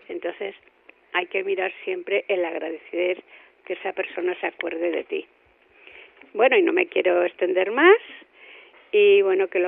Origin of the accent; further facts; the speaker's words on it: Spain; Yo soy española.